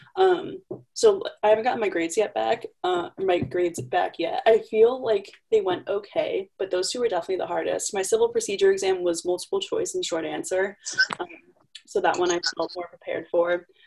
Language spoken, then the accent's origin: English; Connecticut, United States; I'm from Connecticut